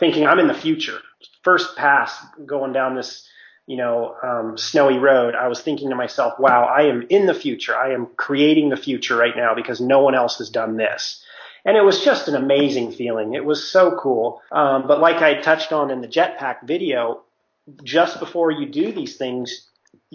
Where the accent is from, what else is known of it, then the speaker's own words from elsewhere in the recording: Mammoth Lakes, California, United States; moved away; I'm from Mammoth, and my parents have a house